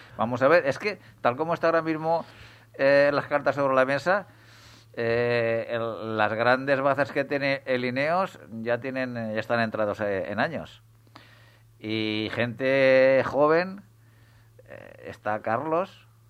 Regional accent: Spain; como aficionado español al ciclismo

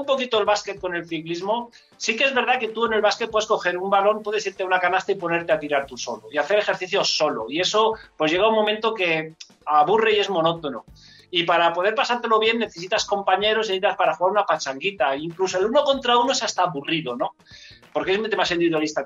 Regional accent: Enguera, Valencian Community, Spain; yo soy de Enguera

